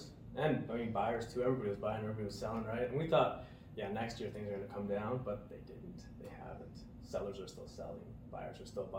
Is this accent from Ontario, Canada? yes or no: yes; Toronto, Ontario, Canada; now in Calgary, Canada; I was born in Toronto